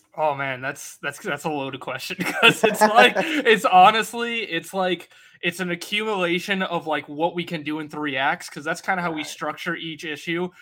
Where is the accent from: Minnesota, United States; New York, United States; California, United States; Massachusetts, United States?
Massachusetts, United States; Worcester; I am from the Northeast, so I'm from Worcester, Mass